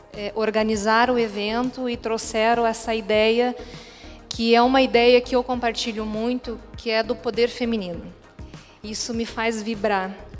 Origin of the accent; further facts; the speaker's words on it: Joinville, Santa Catarina, Brazil; now in Balneário Camboriú, Brazil; não sou daqui, sou de Joinville, mas moro aqui há algum tempo